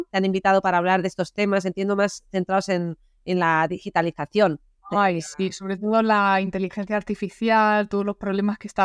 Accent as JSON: {"language": "Spanish", "town": "Granada", "region": "Andalusia", "country": "Spain", "tie": "born there", "said": "toda nuestra familia es de Granada, yo nací en Granada, aunque Rosa ya nació en Zaragoza"}